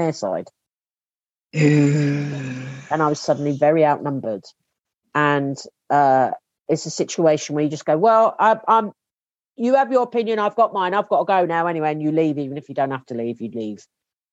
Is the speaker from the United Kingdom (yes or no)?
yes; England, United Kingdom; as an English person